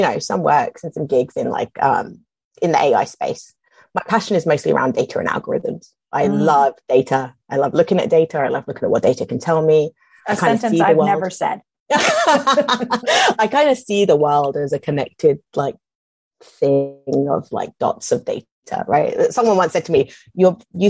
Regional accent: London, United Kingdom; moved away; I'm from London and it's huge, like it's hugely, hugely multicultural there

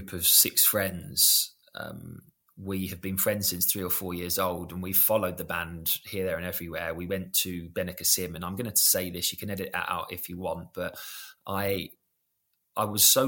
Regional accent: London, United Kingdom; we're from South London.

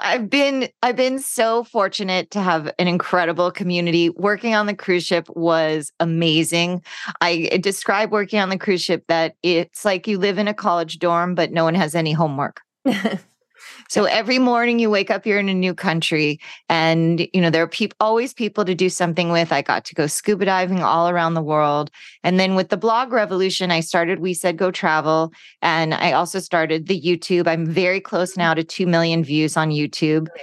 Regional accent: Los Angeles, California, United States; growing up in California and Los Angeles

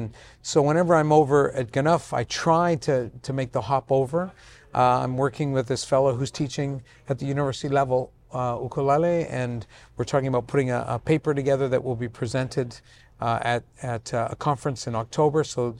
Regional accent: Vancouver, British Columbia, Canada; born there; I was born in Vancouver to immigrant parents who had just immigrated. So I beat being Italian by about a year.

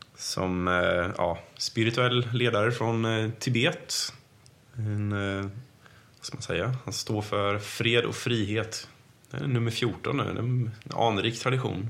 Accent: Sweden; vi i Sverige

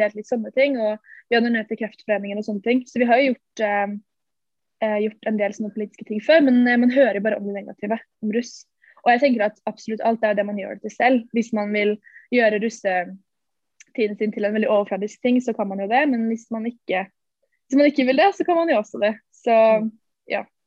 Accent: Ski, Akershus, Norway; der vi er fra, eller Ski, i Ski sentrum

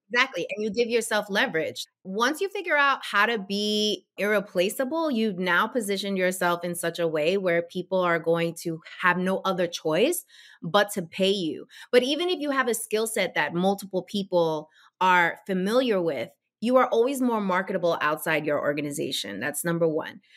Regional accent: New York, United States; now in New Jersey, United States; growing up in New York

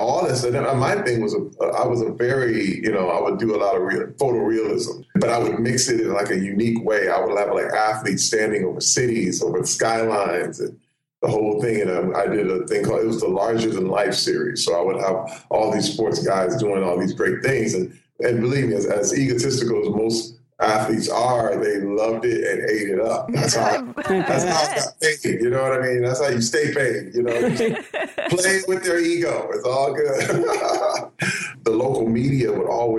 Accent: Flint, Michigan, United States; born or raised there

